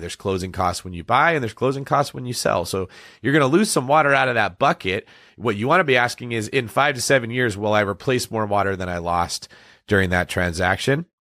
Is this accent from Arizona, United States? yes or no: no; Northern California, United States; I grew up in Northern California.